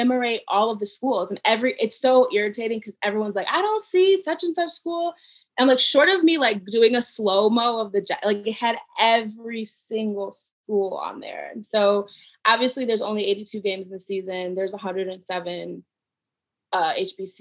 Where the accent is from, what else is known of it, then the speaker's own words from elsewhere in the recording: Cleveland, Ohio, United States; moved away; I'm from Cleveland